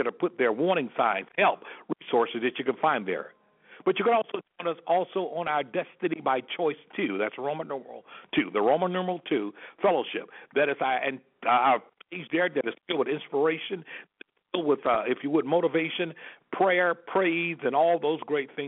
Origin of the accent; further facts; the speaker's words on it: Selma, Alabama, United States; moved away as an adult; born and raised in Selma, Alabama, and have an opportunity to have left there over 33 years ago